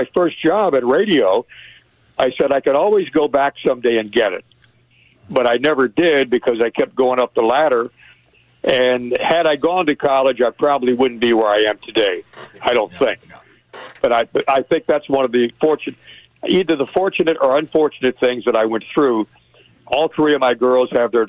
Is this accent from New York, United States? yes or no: no; Miami, Florida, United States; moved away; growing up in Florida, in Miami